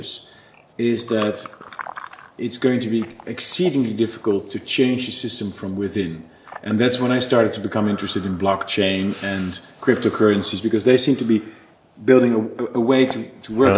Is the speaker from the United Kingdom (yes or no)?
no; Netherlands